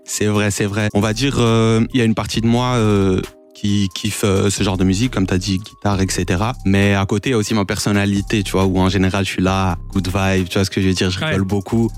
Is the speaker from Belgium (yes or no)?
yes; Brussels, Brussels-Capital Region, Belgium; j'ai grandi à Laken